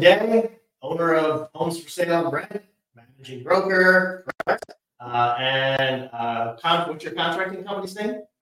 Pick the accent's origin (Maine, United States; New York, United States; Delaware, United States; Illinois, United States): Delaware, United States; moved away as an adult; also born or lived in East Coast; now in Hampton Roads, Virginia, United States; I'm originally from Delaware, moved up and down the East Coast a bit with my career